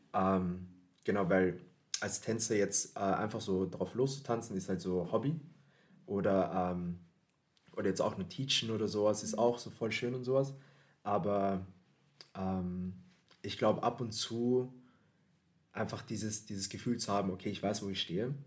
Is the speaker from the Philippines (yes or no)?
yes; Philippines; now in Vienna, Austria; ich komm aus den Philippinen